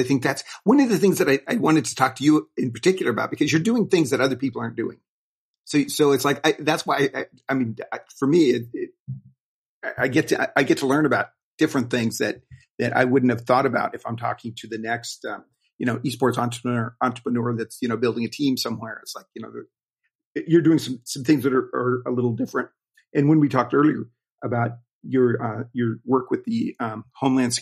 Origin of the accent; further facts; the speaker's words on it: Wyoming, United States; I grew up in Wyoming, and that's one of the biggest coal